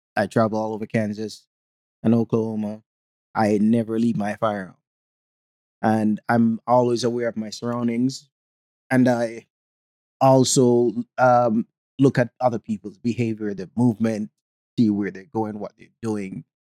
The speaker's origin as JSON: {"language": "English", "country": "Jamaica", "tie": "born or raised there", "accent": "Jamaican", "moved": "yes", "lives_now": "United States", "said": "growing up in Jamaica"}